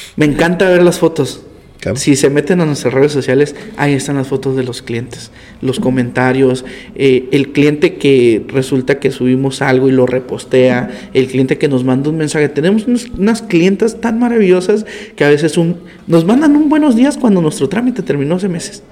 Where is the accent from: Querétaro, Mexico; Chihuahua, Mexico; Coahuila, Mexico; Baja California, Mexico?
Baja California, Mexico; Tijuana; yo nací aquí en Tijuana, nací en el Hospital General, un 8 de enero del 96